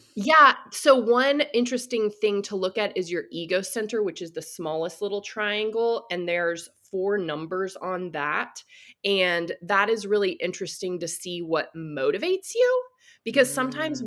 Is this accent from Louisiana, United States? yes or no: no; Texas, United States; I grew up in the Bible Belt in Texas